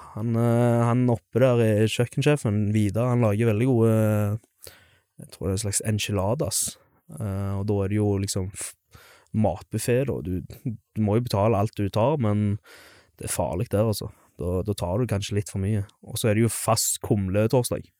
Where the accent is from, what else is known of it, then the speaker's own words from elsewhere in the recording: Stavanger, Rogaland, Norway; moved away as an adult; also born or lived in Skjelta; now in Stord, Norway; som du kanskje hører, så er jeg jo fra Stavanger. Eh, født og oppvokst.